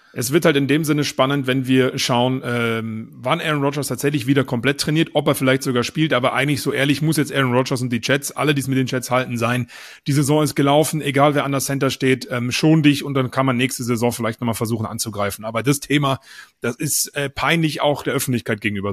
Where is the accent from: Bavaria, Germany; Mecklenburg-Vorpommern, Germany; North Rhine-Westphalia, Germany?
Bavaria, Germany; bei uns in Bayern